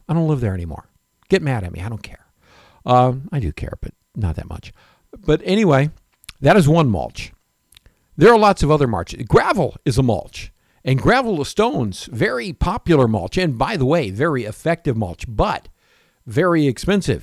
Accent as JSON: {"language": "English", "region": "Florida", "country": "United States", "tie": "born or raised there", "also_born_or_lived": "Michigan / Tarpon Springs, Florida", "said": "growing up in Florida and also in Michigan, where we had apple orchards"}